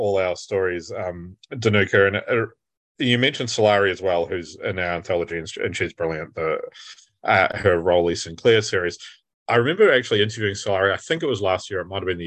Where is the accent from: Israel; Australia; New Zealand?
New Zealand; moved away as an adult; now in United Kingdom; growing up in New Zealand